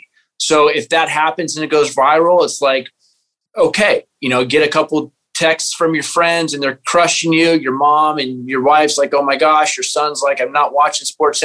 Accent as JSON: {"language": "English", "region": "California", "country": "United States", "said": "I'm a California boy"}